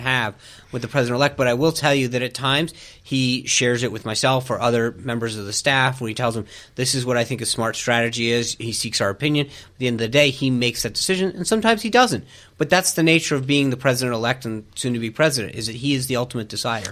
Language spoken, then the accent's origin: English; Rhode Island, United States; moved away; I grew up in Rhode Island.